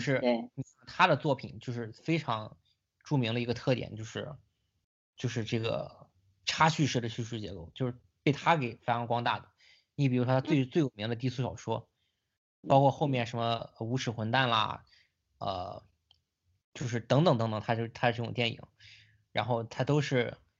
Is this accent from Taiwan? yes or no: no; China; 我作为一个中国人